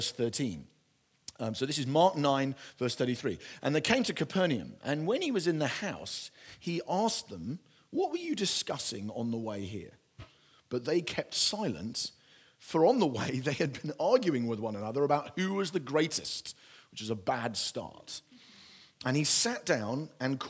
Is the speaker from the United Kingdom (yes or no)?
yes; United Kingdom; my British culture